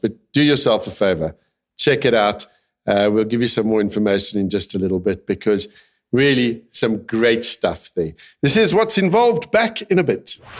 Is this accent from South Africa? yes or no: yes; South Africa; I'm a South African, born and bred